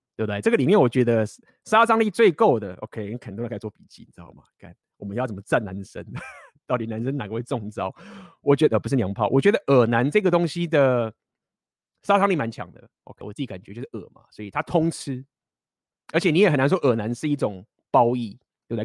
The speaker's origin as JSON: {"language": "Chinese", "country": "Taiwan", "accent": "Taiwanese accent", "said": "我来台湾腔"}